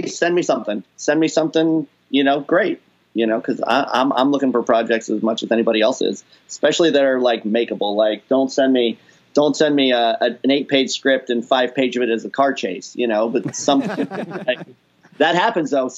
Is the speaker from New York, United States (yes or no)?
no; Cincinnati, Ohio, United States; moved away as an adult; now in Los Angeles, United States; I keep my 513 number. I still have a 513 Cincinnati number